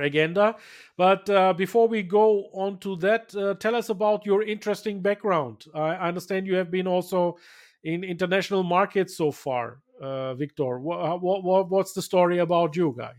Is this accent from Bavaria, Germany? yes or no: yes; Bayreuth, Bavaria, Germany; here in Bayreuth, in my hometown